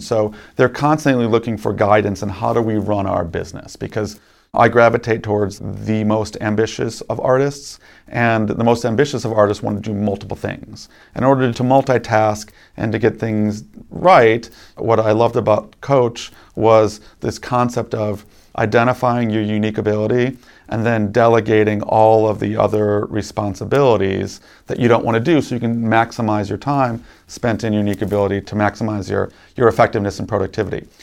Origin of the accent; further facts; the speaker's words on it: Chicago, Illinois, United States; I grew up in Chicago